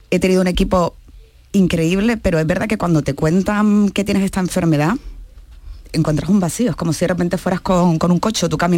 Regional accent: Canary Islands, Spain; como dirían en mi tierra, yo soy canaria

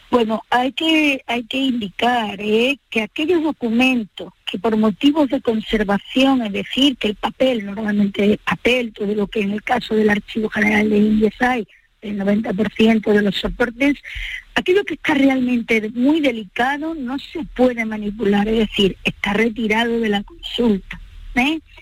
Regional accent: Andalusia, Spain; para los que somos de estas partes

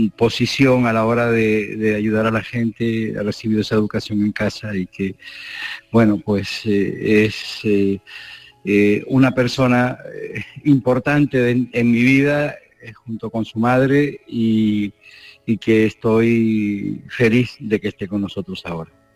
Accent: Spain; also born or lived in Kherson, Ukraine; Como español

